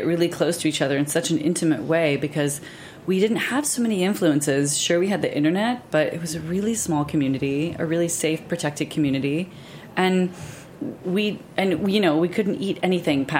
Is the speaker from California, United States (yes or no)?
yes; California, United States; now in New York City, United States; I'm from California. I surf. I teach yoga